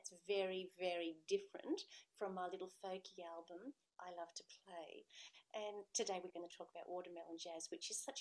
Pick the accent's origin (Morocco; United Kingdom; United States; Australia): Australia